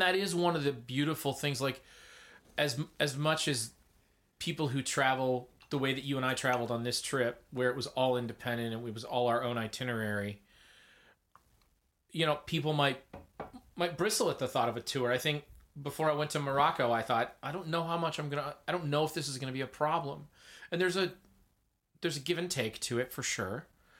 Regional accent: Ontario, Canada; Which we're basically from Ontario.

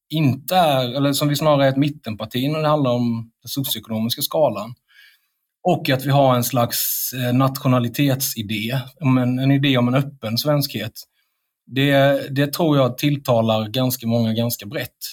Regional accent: India; now in Sweden; även om jag kommer från Indien Eh, om det blir krig mellan Sverige och Indien så kommer jag gå först till svenska armén med en Kalashnikov.

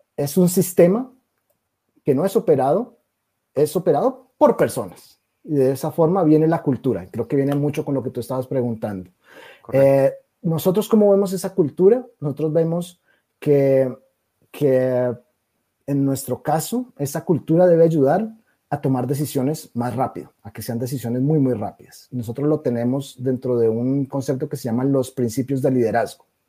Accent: Colombia; moved away as an adult; also born or lived in Brazil; por mi acento, nacido en Colombia, soy colombiano

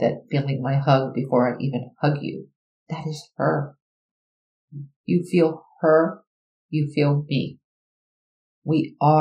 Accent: Miami, Florida, United States; I was raised in Miami

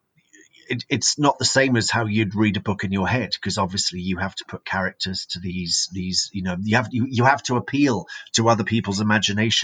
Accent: Brighton, South East England, United Kingdom; now in Monchique, Portugal; I'm English. Originally from Brighton, which is down on the south coast

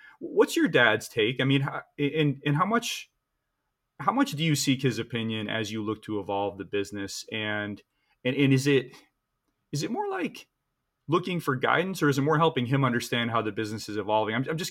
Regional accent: Brooklyn, New York, United States; I'm from Brooklyn.

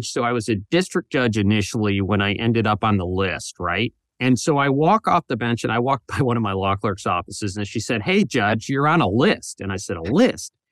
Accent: Toledo, Ohio, United States; Yeah, I'm from Toledo, which is northern Ohio, but oh, close enough, right?

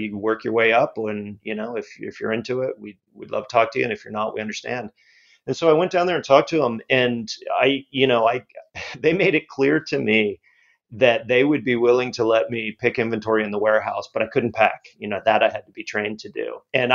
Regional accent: Cocoa Beach, Florida, United States; I grew up in Cocoa Beach, Florida.

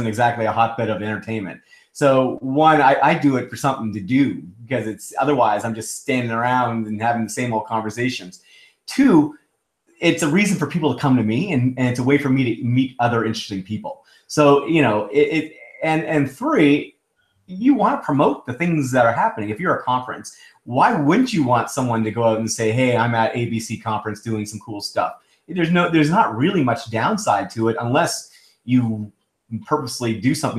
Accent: Canada; also born or lived in Toronto / Seattle; I'm Canadian

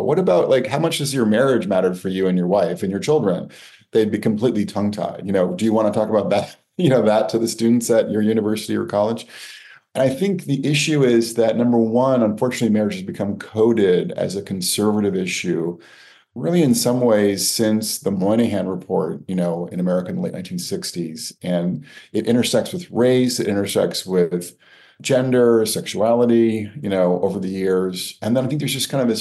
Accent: Connecticut, United States; growing up in Connecticut

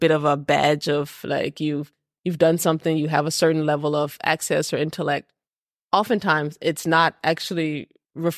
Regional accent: Texas, United States; moved away as an adult; now in Copenhagen, Denmark; I grew up in Texas.

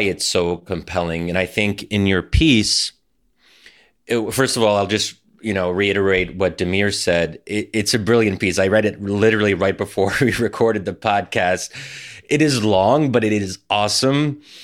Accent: Philadelphia, Pennsylvania, United States; Philly, um, you know, my hometown

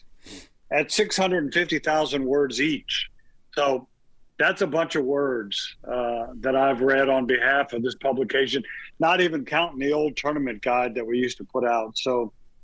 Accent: Southern Illinois, United States; I'm from Illinois, so that was always the place you wanted to be if you were a little Southern Illinois boy like me.

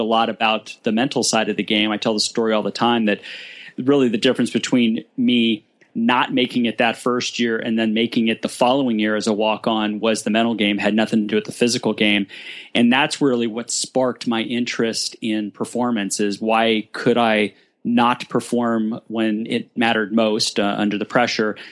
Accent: Burbank, California, United States; born and raised in Burbank

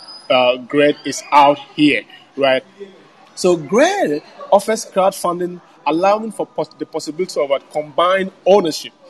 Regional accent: Ghana; also born or lived in Montreal, Quebec, Canada; I come from Ghana

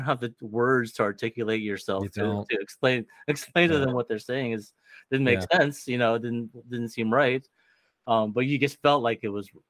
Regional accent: Ohio, United States; as I grow up in Ohio, like my paleness and like it just contributes to the idea of me losing my Filipino identity.

